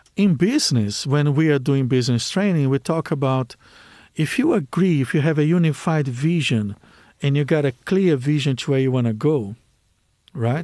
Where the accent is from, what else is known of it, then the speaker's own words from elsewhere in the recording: Brazil; English is a second language; moved away; I come from Brazil